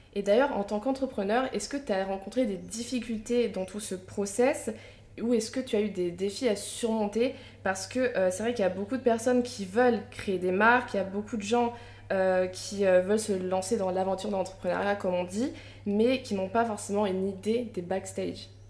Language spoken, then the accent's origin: French; Picardy, Hauts-de-France, France; j'ai grandi en Picardie